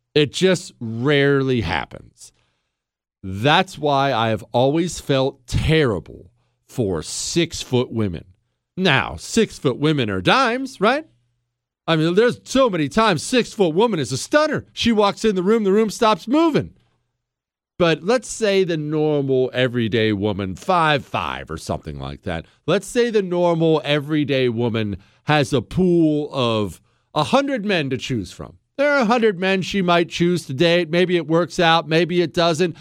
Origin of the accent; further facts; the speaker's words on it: Montana, United States; now in Texas, United States; I loved growing up in Montana.